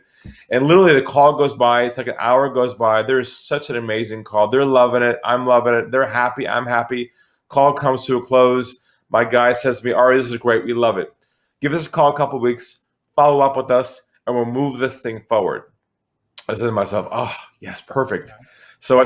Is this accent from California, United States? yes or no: yes; San Diego, California, United States; moved away as an adult; now in Sydney, Australia; I'm originally from California, from San Diego. I now live in Australia, in Sydney.